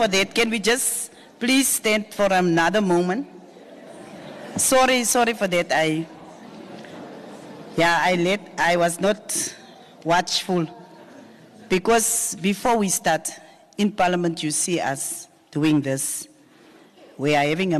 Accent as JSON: {"language": "English", "town": "Upington", "region": "Northern Cape", "country": "South Africa", "tie": "born or raised there", "said": "I was born and bred in Upington."}